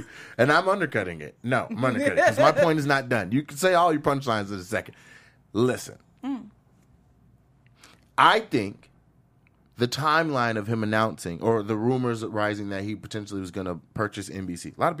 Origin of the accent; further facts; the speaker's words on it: Washington, United States; especially in my home state, Washington.